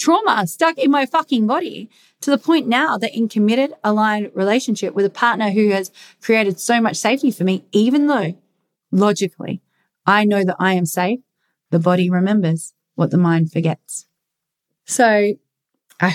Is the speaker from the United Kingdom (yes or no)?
yes; England, United Kingdom; I'm English